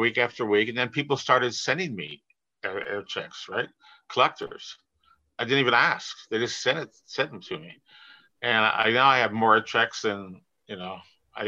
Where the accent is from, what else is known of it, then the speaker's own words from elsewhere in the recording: Toronto, Ontario, Canada; I'm from Toronto